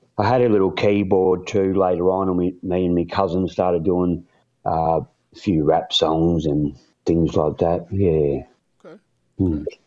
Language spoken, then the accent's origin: English; Warrnambool, Victoria, Australia; born and raised in a little country town called Warrnambool